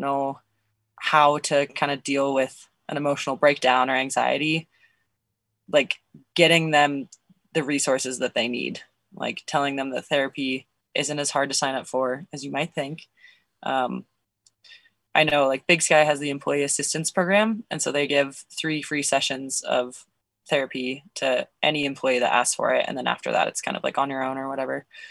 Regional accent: Nevada, United States; also born or lived in Colorado / Montana; now in Bozeman, United States; I was born in Nevada. I went to high school in Colorado. I've now lived in Montana longer than I lived in Colorado, but I still lived in Nevada for longer than both of those places.

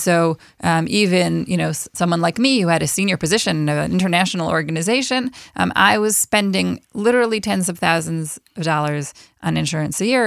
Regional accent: Buffalo, New York, United States; moved away as an adult; now in Israel; I am originally from Buffalo, New York

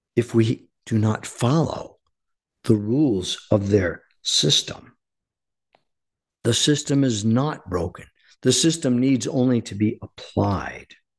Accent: United States; our duty as American citizens.

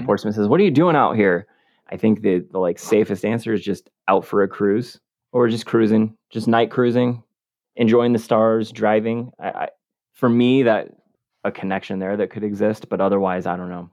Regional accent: West Coast, United States; I'm from the West Coast

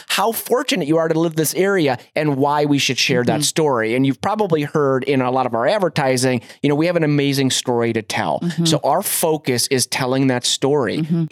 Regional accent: Cleveland, Ohio, United States; now in Montana, United States; I'm from Cleveland, Ohio originally

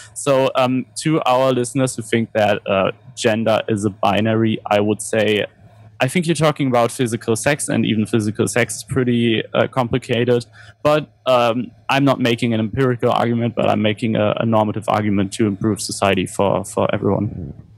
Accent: Germany; growing up in Germany

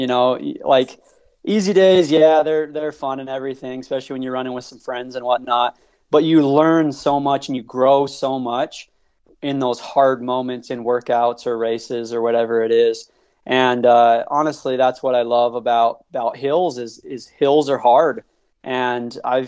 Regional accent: St. George, Utah, United States; I grew up in St. George, Utah, near Zion National Park

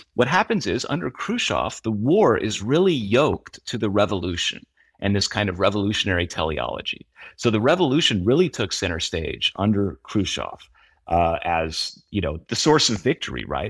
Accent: United States; as an American

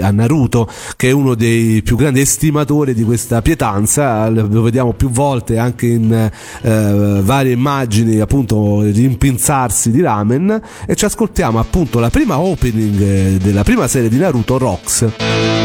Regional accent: Rome, Lazio, Italy; come si dice dalle mie parti a Roma

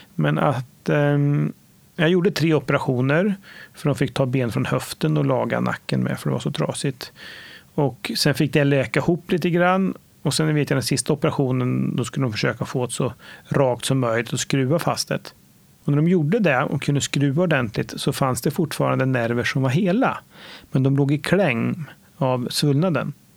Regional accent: Nora, Örebro County, Sweden; Jag är född och uppvuxen i Nora, en liten ort eh, 3,5 mil norr om Örebro

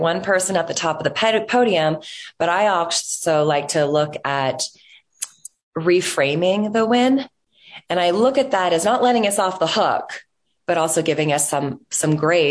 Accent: Toronto, Ontario, Canada; growing up in Toronto, which is actually where I'm still a resident of today

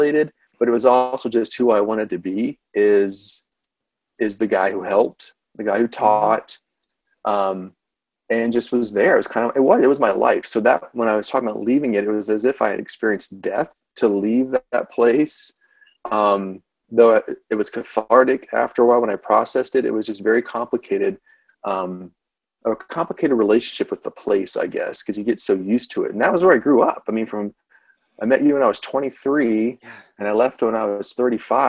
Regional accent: Lakeland, Florida, United States; moved away as an adult; also born or lived in Chattanooga, Tennessee / Hampton Roads, Virginia / Buffalo, New York; Lakeland, Florida, where I grew up

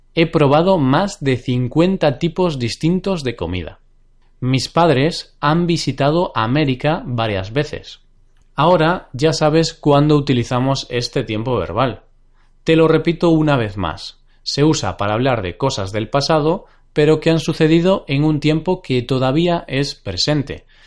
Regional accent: Galicia, Spain; Y justamente es mi región natal. Yo soy gallego, he nacido en Galicia.

